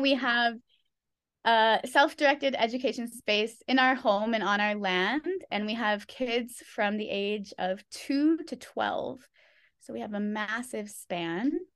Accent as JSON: {"language": "English", "region": "California", "country": "United States", "tie": "born or raised there", "moved": "as an adult", "lives_now": "Thailand", "said": "I was born and raised in California"}